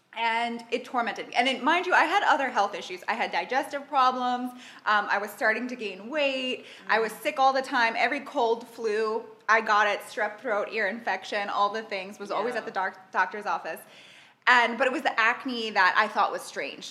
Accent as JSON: {"language": "English", "town": "New York City", "region": "New York", "country": "United States", "tie": "born or raised there", "moved": "as an adult", "lives_now": "Dubai, United Arab Emirates", "said": "I grew up in New York in an Italian-American household"}